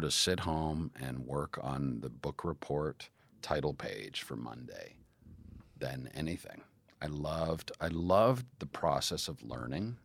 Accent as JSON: {"language": "English", "town": "Calgary", "region": "Alberta", "country": "Canada", "tie": "born or raised there", "said": "I did theater growing up in Calgary."}